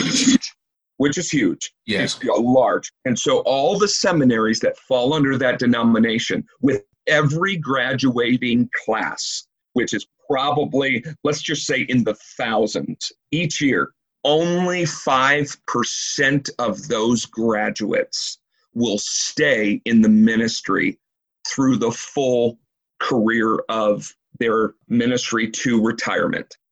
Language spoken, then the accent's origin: English; Woodstock, Illinois, United States; I was born and raised in Woodstock, Illinois.